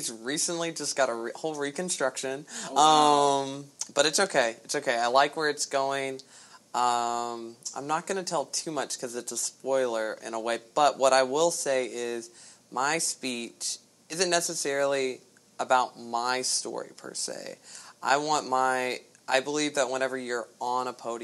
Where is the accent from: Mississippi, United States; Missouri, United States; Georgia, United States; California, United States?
Georgia, United States; Augusta; I'm from Augusta, Georgia, born and raised, been here